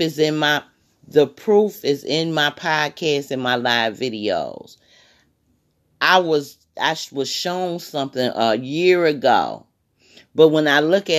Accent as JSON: {"language": "English", "region": "Michigan", "country": "United States", "said": "I'm from Michigan"}